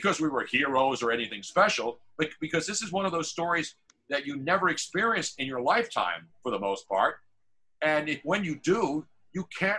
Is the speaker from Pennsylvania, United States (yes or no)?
yes; Philadelphia, Pennsylvania, United States; Obviously growing up in Philly